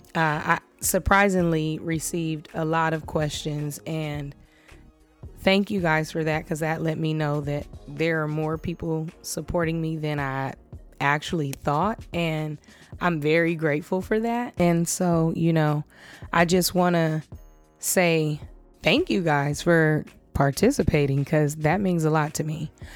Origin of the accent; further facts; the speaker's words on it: Los Angeles, California, United States; I was born and raised in Los Angeles, California. I'm a full fledged LA native